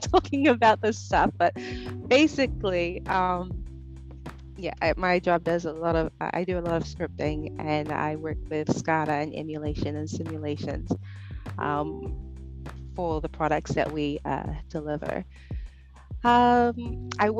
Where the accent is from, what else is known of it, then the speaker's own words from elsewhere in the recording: Rarotonga, Cook Islands; moved away as an adult; now in New Zealand; I grew up in Rarotonga, Cook Islands, and I moved to New Zealand when I was 18